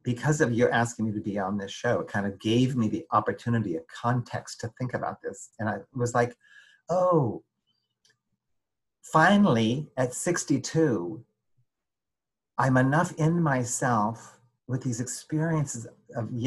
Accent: United States; also born or lived in Paris, France / Denver; I lived in France for 5 years, but I'm really American

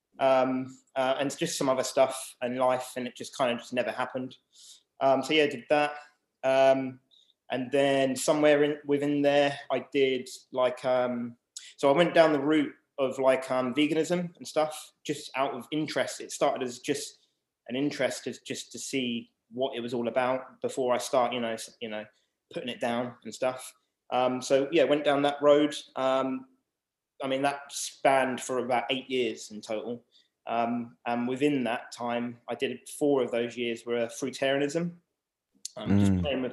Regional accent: Southampton, South East England, United Kingdom; I was born in Southampton. So 1985, and then basically lived here most of my life

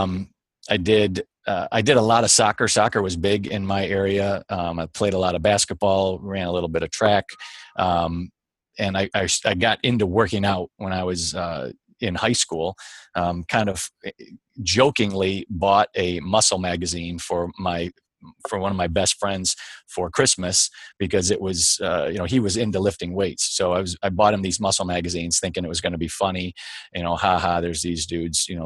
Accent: Michigan, United States; I was born and raised in Michigan, but not outside of Detroit necessarily

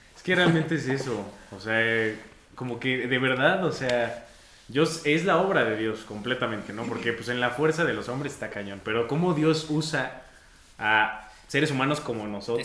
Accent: Mexico; aquí en, nuestro bello México, eh, pues muchos venimos del contexto de la Iglesia Católica

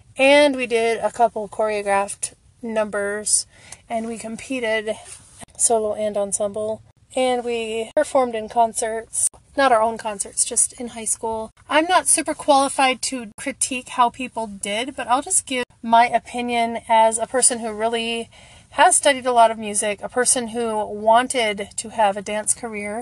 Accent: the Midwest of the United States, United States; I grew up in the Midwest of the United States

